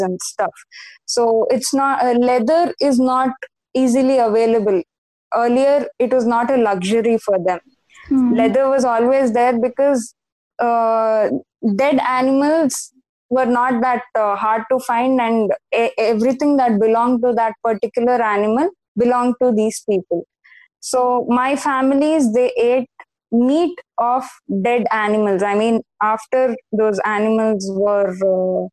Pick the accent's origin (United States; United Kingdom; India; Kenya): India; Nazira, Assam; I actually grew up in Assam. I grew up in Nazira.